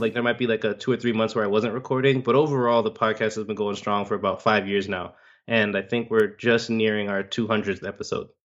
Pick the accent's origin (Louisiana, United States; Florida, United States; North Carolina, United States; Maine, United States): Florida, United States; Miami; I'm born and raised in Miami